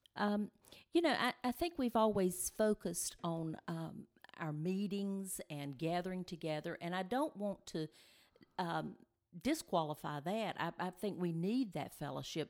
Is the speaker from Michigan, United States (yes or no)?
no; Benson, North Carolina, United States; we are originally from the Benson area, and uh, we're back home now. We live in, in Benson now